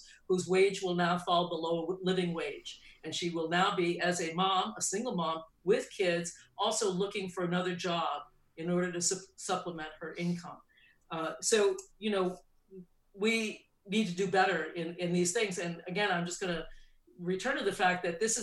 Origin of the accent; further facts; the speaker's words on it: New England, United States; I grew up in New England